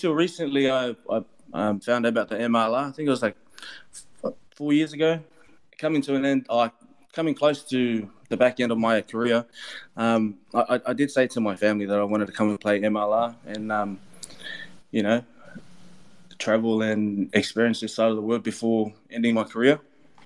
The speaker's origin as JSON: {"language": "English", "town": "Melbourne", "region": "Victoria", "country": "Australia", "tie": "born or raised there", "moved": "as an adult", "lives_now": "New Orleans, United States", "said": "Growing up in Melbourne, there was a lot of AFL, and all my cousins and friends were playing rugby league."}